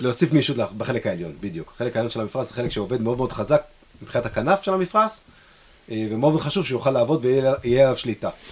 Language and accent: Hebrew; Israel; אנחנו ישראלים